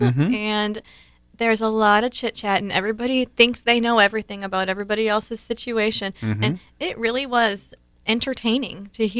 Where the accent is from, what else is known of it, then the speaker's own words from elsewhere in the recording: Ohio, United States; I grew up in Ohio.